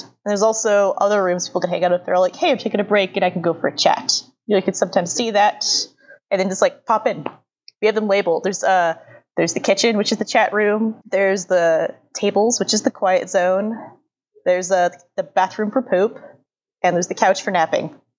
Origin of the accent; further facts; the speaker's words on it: Los Angeles, California, United States; I grew up in Los Angeles, but like in the more southern part of Los Angeles than the northern part where I currently live